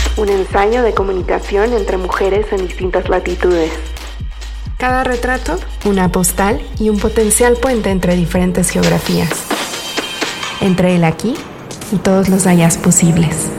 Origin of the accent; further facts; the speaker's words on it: Mexico City, Mexico; moved away as an adult; also born or lived in Manzanillo; yo soy de la Ciudad de México, para quienes no saben